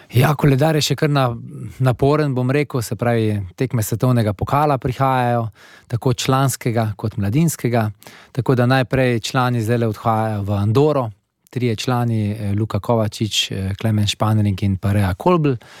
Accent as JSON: {"language": "Slovenian", "country": "Slovenia", "said": "Slovenci smo vedno navajeni nekih velikih naporov"}